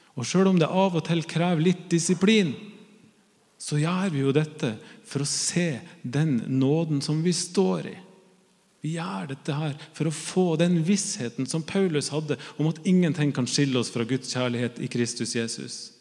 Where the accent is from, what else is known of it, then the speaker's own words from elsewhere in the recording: Northern Norway, Norway; jeg er jo nordlending